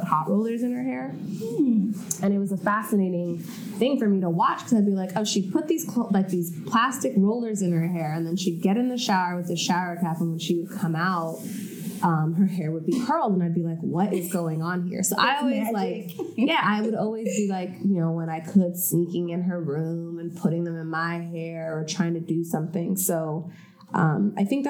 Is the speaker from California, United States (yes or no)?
yes; La Palma, California, United States; moved away as an adult; also born or lived in Washington, D.C.; I grew up in La Palma, California, as you said, and my parents and my brother, we all lived there together